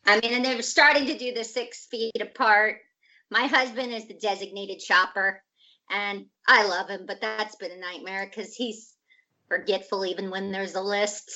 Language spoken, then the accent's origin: English; Scottsdale, Arizona, United States; also born or lived in Portland, Oregon; now in Los Angeles, United States; i was uh, born in portland oregon shout huh? out to portland and then i grew up in arizona